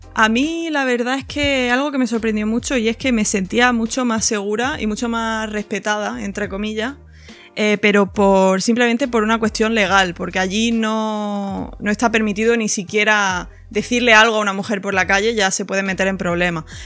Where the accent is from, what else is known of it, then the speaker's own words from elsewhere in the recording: Granada, Andalusia, Spain; accent: Andalusian; moved away as an adult; also born or lived in Dubai / Paris; now in London, United Kingdom; de donde soy yo en Granada hay mucha cultura de, del tapeo